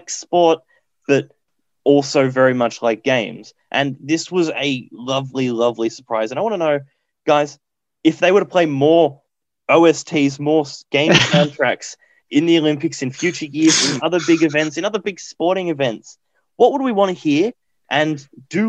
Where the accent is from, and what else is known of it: Australia